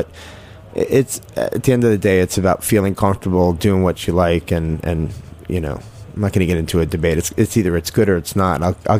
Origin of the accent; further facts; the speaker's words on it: Jericho, New York, United States; I started off in, I guess you'd say, Syringtown, and then after my parents got divorced, we moved to Jericho.